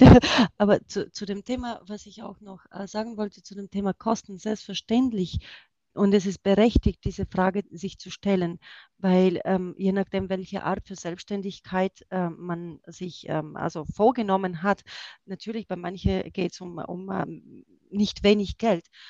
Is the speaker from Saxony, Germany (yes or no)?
no; Erlangen, Bavaria, Germany; Und ich komme aus Erlangen